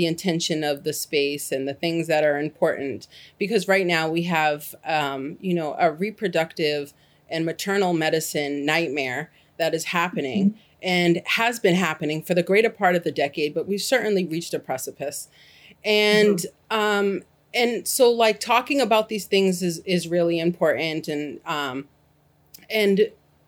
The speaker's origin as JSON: {"language": "English", "town": "Boston", "region": "Massachusetts", "country": "United States", "tie": "born or raised there", "moved": "as an adult", "lives_now": "Gainesville, Alabama, United States", "said": "I was born and raised in Boston, Massachusetts"}